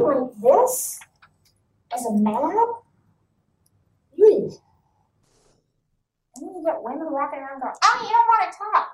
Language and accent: English; Saskatchewan, Canada; I'm blonde, I'm Ukrainian, and I'm from Saskatchewan